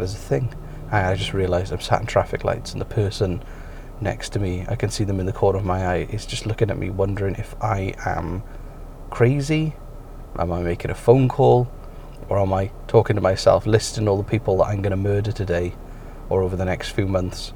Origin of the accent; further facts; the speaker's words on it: United Kingdom; moved away as an adult; now in Canada; British people do drink more